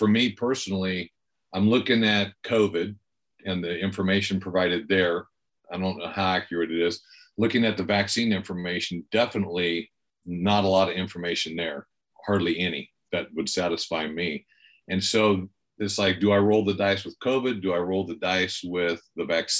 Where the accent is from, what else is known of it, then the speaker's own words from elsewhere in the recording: Bakersfield, California, United States; moved away as an adult; also born or lived in Los Angeles, California / Green Bay, Wisconsin; now in Bend, United States; I grew up in Bakersfield, California